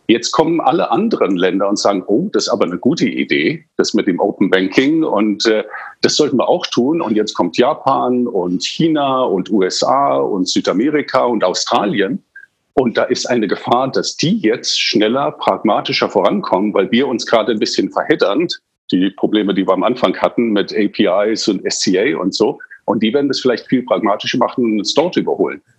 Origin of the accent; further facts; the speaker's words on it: England, United Kingdom; Also ich bin in England aufgewachsen